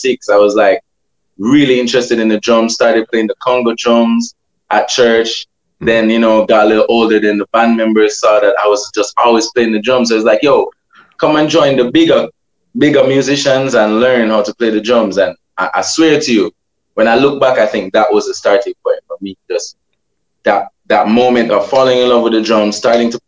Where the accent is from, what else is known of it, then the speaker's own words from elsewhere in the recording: Portmore, Saint Catherine, Jamaica; I'm originally from Waterford, St. Catherine.